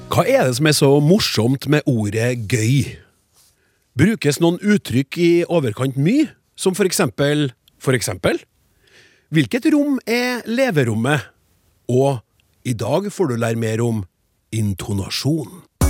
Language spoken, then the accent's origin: Norwegian; Trøndelag, Norway; vi trøndere